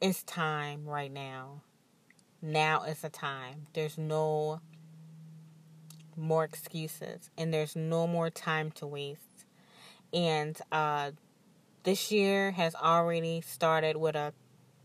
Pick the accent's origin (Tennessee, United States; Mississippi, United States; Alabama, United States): Mississippi, United States; now in New Orleans, United States; I'm from Mississippi